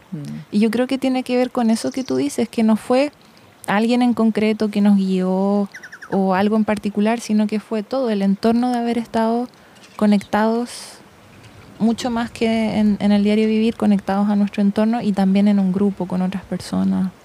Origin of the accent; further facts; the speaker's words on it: Santiago, Santiago Metropolitan Region, Chile; crecí en Santiago